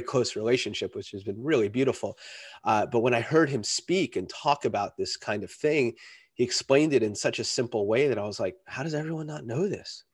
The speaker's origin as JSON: {"language": "English", "region": "New York", "country": "United States", "tie": "born or raised there", "said": "I grew up in New York"}